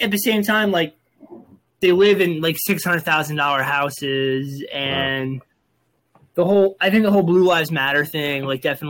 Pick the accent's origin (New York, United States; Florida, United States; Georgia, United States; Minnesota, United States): New York, United States; New York City; also born or lived in Delaware; now in Maryland, United States; Where I grew up in New York was Staten Island. It's basically New Jersey.